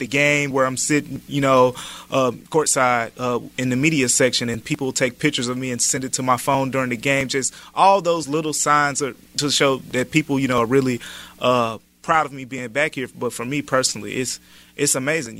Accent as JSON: {"language": "English", "town": "Memphis", "region": "Tennessee", "country": "United States", "tie": "born or raised there", "moved": "yes", "said": "I grew up in the Parkway Village neighborhood, and Memphis is pretty much all I've ever known"}